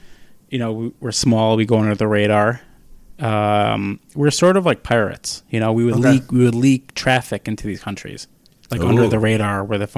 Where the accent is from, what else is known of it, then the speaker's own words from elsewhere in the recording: New York City, New York, United States; I grew up right outside of the Village.